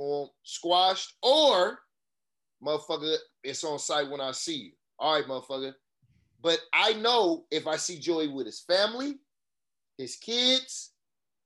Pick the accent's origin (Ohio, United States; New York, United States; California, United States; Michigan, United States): California, United States; Oakland; I'm from West Oakland. I went to elementary, junior high a little bit